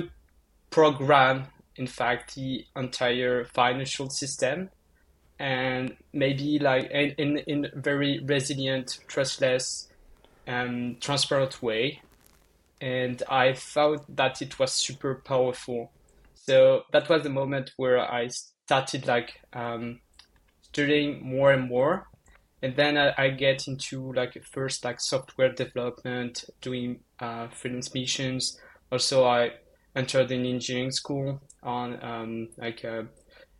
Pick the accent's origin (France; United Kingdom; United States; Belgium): France; countryside in southwest France; moved away as an adult; now in Paris, France; I'm from like the countryside, like in the middle of nowhere in France